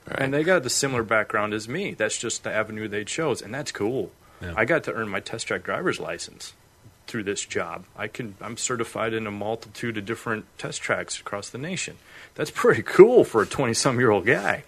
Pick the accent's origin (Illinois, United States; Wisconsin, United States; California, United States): Illinois, United States; Freeport; moved away as an adult; also born or lived in Carbondale, Illinois; I grew up in Freeport, Illinois